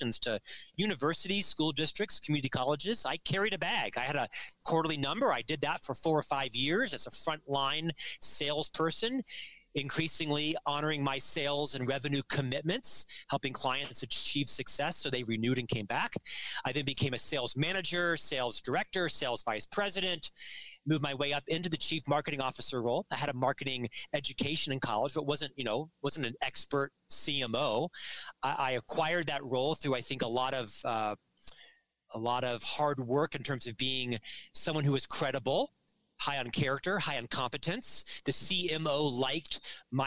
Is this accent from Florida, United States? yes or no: yes; Orlando, Florida, United States; moved away as an adult; now in Salt Lake City, United States; I'm actually from Central Florida, Orlando. I live in Salt Lake City now with my wife and our 3 sons